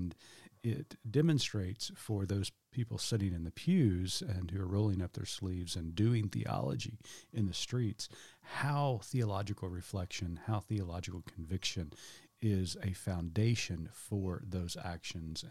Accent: Oklahoma, United States; Growing up in Southern Baptist churches in Oklahoma

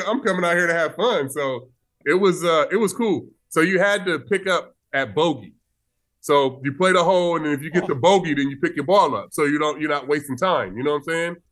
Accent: Vallejo, California, United States; my hometown

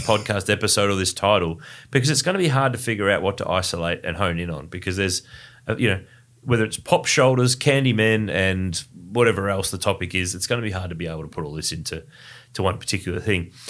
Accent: Ballarat, Victoria, Australia; now in Melbourne, Australia; Ballarat, my hometown in regional Victoria. And I'm bringing another Ballarat boy with me

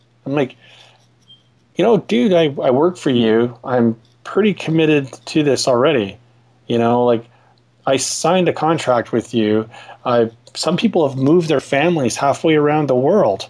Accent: Ottawa, Ontario, Canada; I'm from Ottawa in Canada

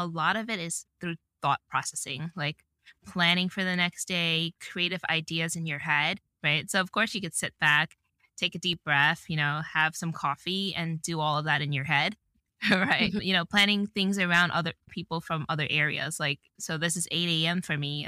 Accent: New York, United States; moved away as an adult; now in Renton, United States; being a New Yorker for 30 plus years

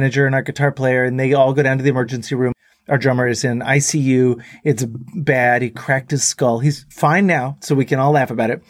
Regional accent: Texas, United States; these Texan kids from the 90s

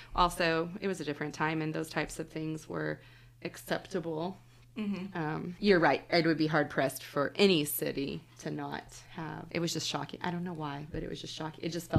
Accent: Oklahoma City, Oklahoma, United States; now in Tulsa, United States; I grew up in the Oklahoma City area.

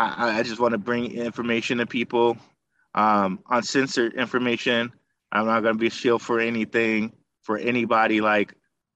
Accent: Detroit, Michigan, United States; I'm from Detroit.

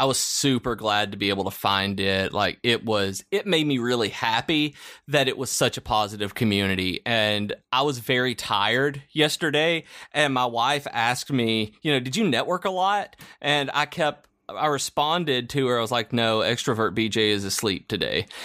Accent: the South, Southern United States, United States; as a Southerner

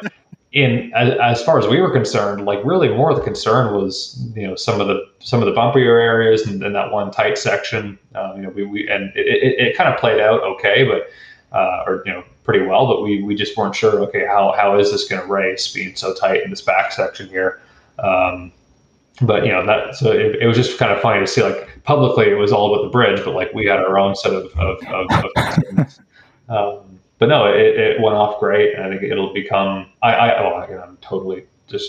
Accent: Stouffville, Ontario, Canada; I'm from Stouffville, Ontario, and Goodwood Kartways is where I started out, and they were, you know, 15 minutes from our house growing up

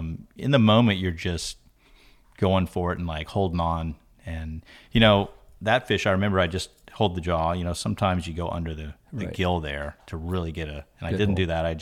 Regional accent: Florida, United States; Here in Florida. Yeah. Born here in Florida.

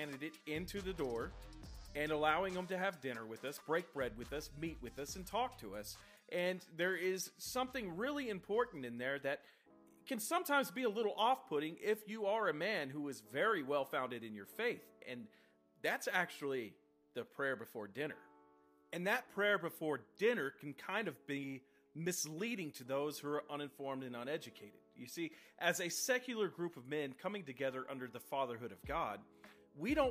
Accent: Texas, United States; I come from Texas, and a part of Texas that produces over 40% of the world's cotton

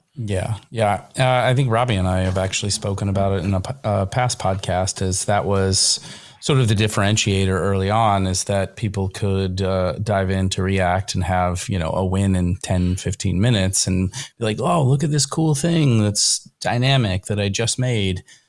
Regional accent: Northern Kentucky, United States; I'm from Kentucky

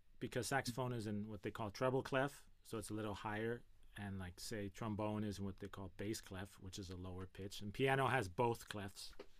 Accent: Gardena, California, United States; I'm from Gardena, California. My parents bought this house that I'm in, this garage, in 1973

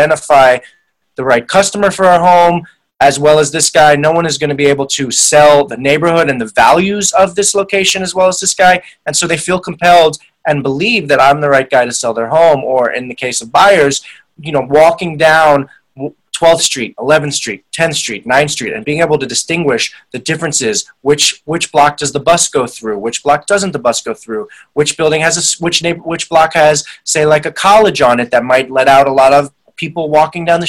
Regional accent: New York City, New York, United States; also born or lived in England; We have a presence in Greenwich Village, which is where I was born and raised

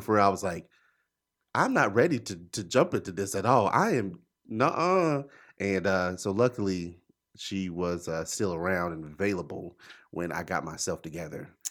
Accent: Charlotte, North Carolina, United States; I'm from Charlotte. I'm from here

